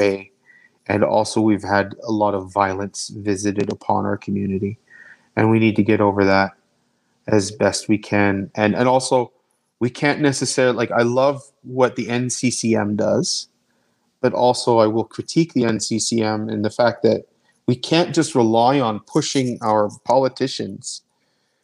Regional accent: Canada; also born or lived in Calgary; They're just as Canadian as I am.

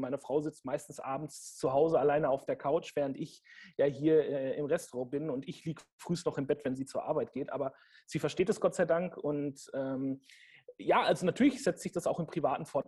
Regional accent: Franconia, Bavaria, Germany; ich komme gebürtig auch aus einer Weinregion. Ich bin Franke ähm, und mit dem, mit dem Silvaner in der Muttermilch sozusagen aufgezogen worden

